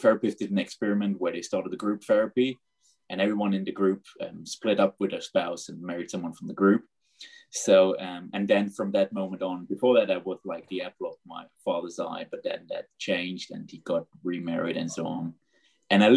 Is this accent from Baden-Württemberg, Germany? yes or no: yes; Black Forest, Baden-Württemberg, Germany; I basically grew up in the Black Forest area in Germany